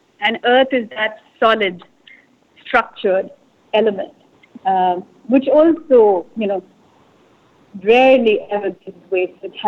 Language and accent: English; India; You know, I have to say, growing up in India is a very it's not just one picture.